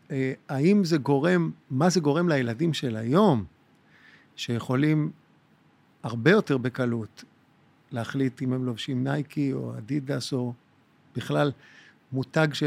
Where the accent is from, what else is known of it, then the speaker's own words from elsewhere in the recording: Jerusalem, Jerusalem District, Israel; moved away as an adult; now in Tel Aviv, Israel; אני גדלתי בקריית יובל בירושלים. אני נולדתי בקריית יובל בירושלים עד גיל ארבע, ובוא נגיד את הגדילה, את הגדילה, את ה-12-13 שנים הבאות, אחר כך העברתי בנווה יעקב.